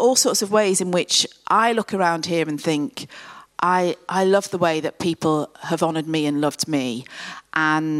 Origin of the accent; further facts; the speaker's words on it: Coventry, West Midlands, United Kingdom; Coventry, which is my hometown